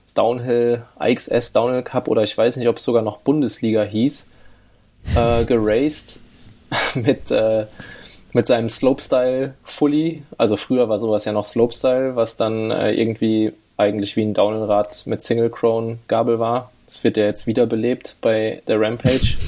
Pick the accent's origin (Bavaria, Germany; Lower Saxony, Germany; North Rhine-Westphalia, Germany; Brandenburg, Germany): North Rhine-Westphalia, Germany; Siegerland; wohne nach wie vor im schönen Siegerland, wo ich geboren wurde und aufgewachsen bin